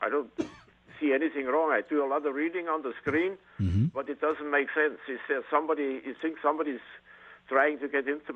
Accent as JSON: {"language": "English", "country": "Germany", "second_language": "English", "moved": "yes", "said": "I'm from Germany, and my E's are I, and my I's are E."}